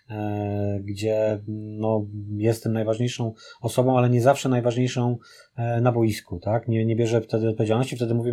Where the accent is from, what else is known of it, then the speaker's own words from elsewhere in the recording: Poznań, Greater Poland, Poland; jesteśmy z Poznania i, e, i oczywiście moje serce jest przy Lechu